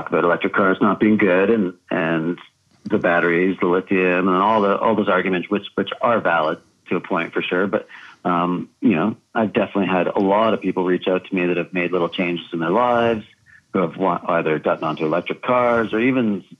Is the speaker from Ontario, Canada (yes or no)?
no; just south of Montreal, Quebec, Canada; I grew up just south of Montreal in Quebec